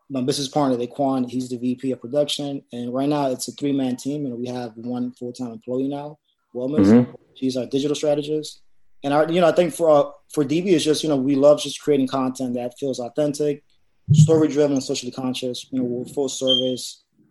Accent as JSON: {"language": "English", "town": "New York City", "region": "New York", "country": "United States", "tie": "born or raised there", "said": "I'm a producer from the South Bronx. I've been living in the Bronx my entire life."}